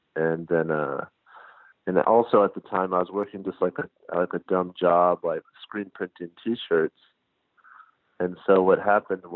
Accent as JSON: {"language": "English", "town": "Los Angeles", "region": "California", "country": "United States", "said": "I'm from Los Angeles"}